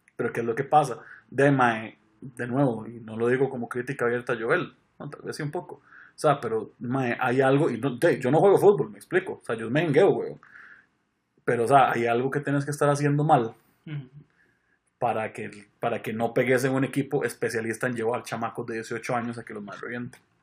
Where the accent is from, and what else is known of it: Costa Rica